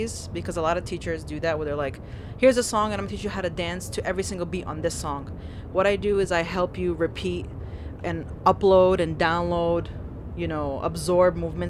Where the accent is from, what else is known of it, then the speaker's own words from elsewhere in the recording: New York City, New York, United States; first language Algerian Arabic; English is a second language; I grew up in Bay Ridge